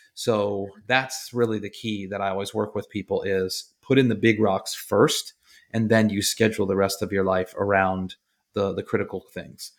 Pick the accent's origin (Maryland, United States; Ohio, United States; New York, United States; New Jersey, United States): Maryland, United States; Baltimore; I'm from Baltimore area